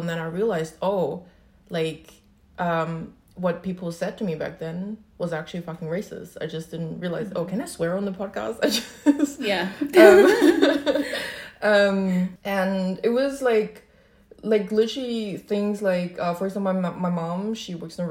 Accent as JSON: {"language": "English", "country": "Germany", "tie": "born or raised there", "also_born_or_lived": "Shanghai, China / Berlin, Germany", "first_language": "Chinese", "second_language": "English", "said": "I was born in Germany, then I moved with my parents to Shanghai because my dad was working there, and then we moved back when I was 5."}